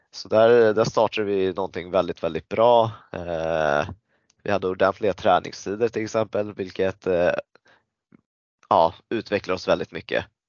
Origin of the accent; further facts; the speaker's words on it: Stockholm, Stockholm County, Sweden; also born or lived in Thailand (ancestry); född i Sverige